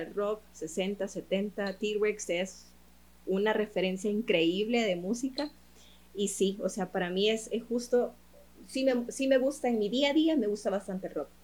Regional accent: El Salvador; soy salvadoreña, mi mercado es salvadoreño

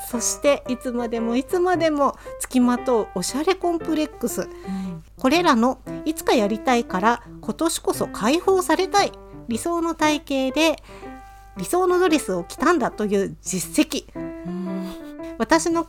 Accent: Japan; 私やっぱ日

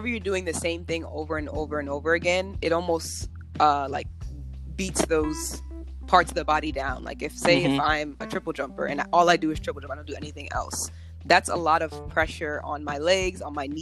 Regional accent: Mount Olive, New Jersey, United States; moved away as an adult; also born or lived in Georgia; I'm from New Jersey, so I grew up in Mount Olive, New Jersey.

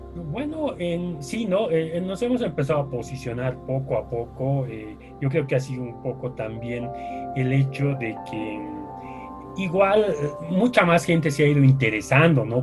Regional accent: La Paz, Bolivia; yo siempre he vivido en La Paz, eh, eh, he nacido acá, en, en, La Paz, Bolivia.

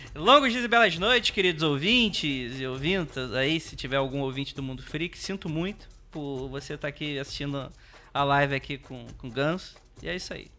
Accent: Rio de Janeiro, Brazil; also born or lived in Santa Cecília, São Paulo; now in São Paulo, Brazil; Sou de Jacarepaguá, subúrbio carioca

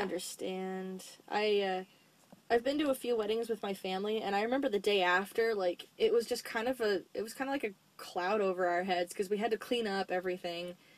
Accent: United States; I'm an American

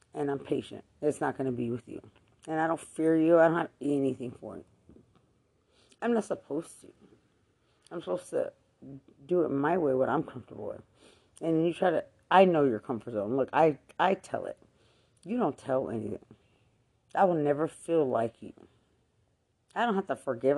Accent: Lubbock, Texas, United States; I'm Hispanic from Lubbock

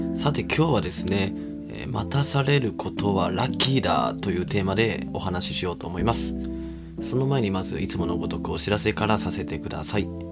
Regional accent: Kobe, Hyogo, Japan; moved away; 地元神戸を経由してですね

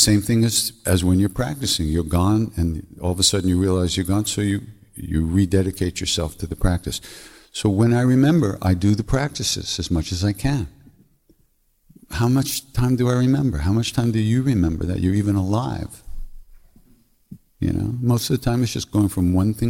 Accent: Long Island, New York, United States; I'm from Long Island

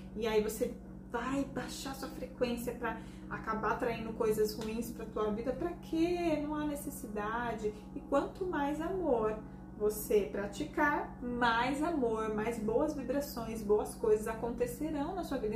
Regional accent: Brazil; nós somos brasileiros, acima de tudo, nós somos brasileiros

